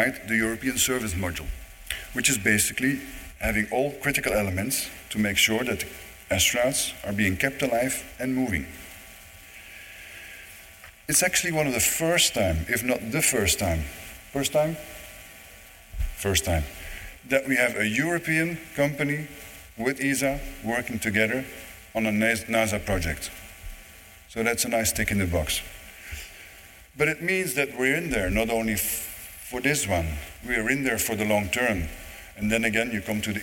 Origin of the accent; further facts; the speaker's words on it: Netherlands; also born or lived in Germany; now in Toulouse, France; I don't have a German accent. I'm not German. I'm not French. I live in Toulouse, but I'm Dutch